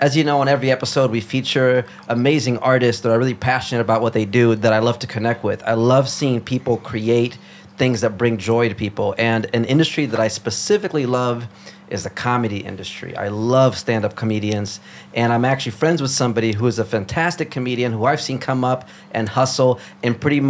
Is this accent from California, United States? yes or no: no; Chicago, Illinois, United States; also born or lived in Brazil; I grew up in Chicago.